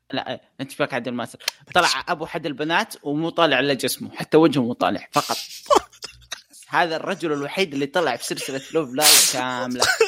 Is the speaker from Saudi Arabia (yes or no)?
yes; Saudi Arabia; عندنا في السعوديه